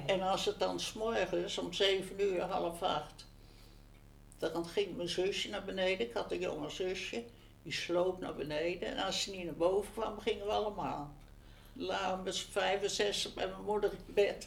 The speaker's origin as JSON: {"language": "Dutch", "region": "Utrecht", "country": "Netherlands", "tie": "born or raised there", "said": "Ik ben geboren in de Vijgenboomstraat in 1931"}